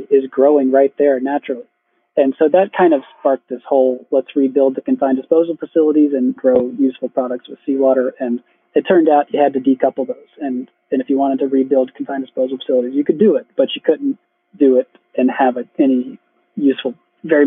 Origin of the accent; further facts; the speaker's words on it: Charleston, South Carolina, United States; the same plant that we had eaten growing up around Charleston